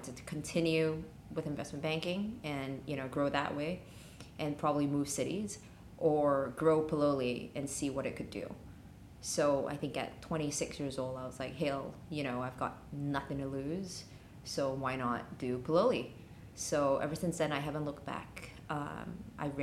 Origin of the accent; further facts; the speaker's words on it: Singapore; moved away as an adult; also born or lived in Los Angeles, United States; now in Hong Kong; I'm originally from Singapore